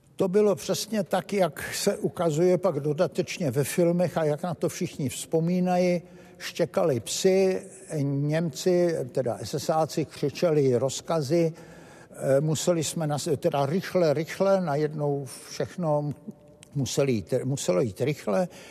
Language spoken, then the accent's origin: Czech; Bratislava, Bratislava Region, Slovakia; my jsme z Bratislavy